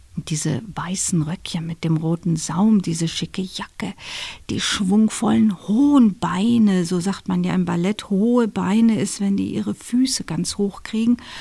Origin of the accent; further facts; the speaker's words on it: Dortmund, North Rhine-Westphalia, Germany; now in Bavaria, Germany; Meine Eltern sind in Dortmund, wo ich herstamme